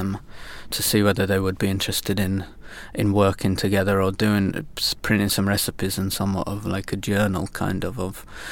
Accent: York, Yorkshire and the Humber, United Kingdom; moved away as an adult; also born or lived in Alps / Lake District; now in Sweden; I come from York originally in the north of England

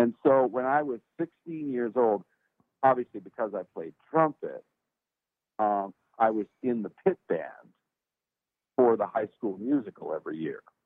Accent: Los Angeles, California, United States; now in Nashville, United States; I was from the port of Los Angeles, a town called San Pedro, and that's where I was born and raised

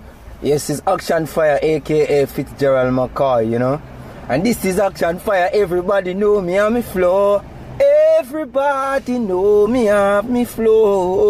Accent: Springfield, Saint Mary, Jamaica; you know. I was born in St. Mary in a little district called Springfield, you know, along Guys Hill.

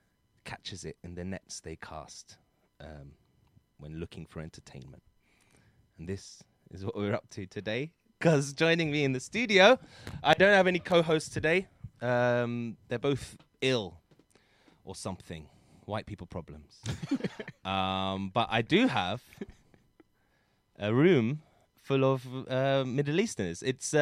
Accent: London, United Kingdom; I love growing up in London is a blessing, and I'm very lucky to have been born here.

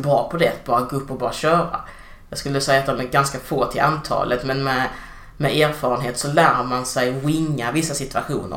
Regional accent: Degeberga, Skåne, Sweden; born or raised there; moved away as an adult; also born or lived in Angola; now in Malmö, Sweden

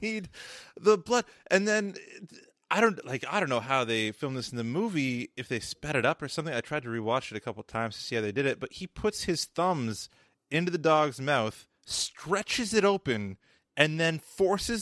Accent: Canada; I'm Canadian

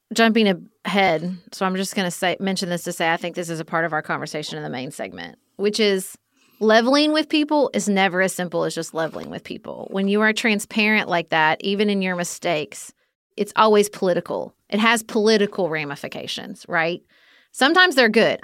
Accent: United States; as American people

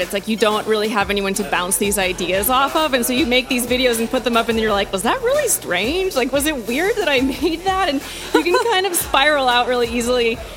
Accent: Austin, Texas, United States; moved away as an adult; also born or lived in New York / Cape Town; I grew up in Austin, Texas, and I went to NYU

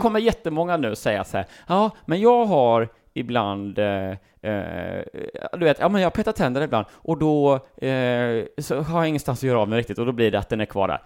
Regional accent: Sweden; vi är från Sverige

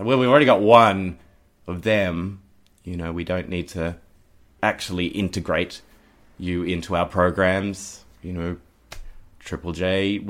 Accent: Cronulla, New South Wales, Australia; For me, growing up in Cronulla in the Shire, in a sort of very religious place

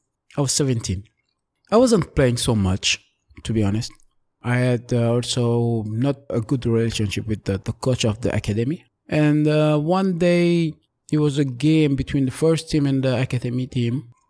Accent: Paris, Île-de-France, France; English is a second language; I had to be away from the area where I grew up in Paris for a certain period

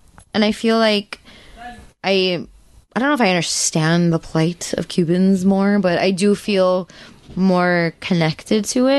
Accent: United States; we're from the United States.

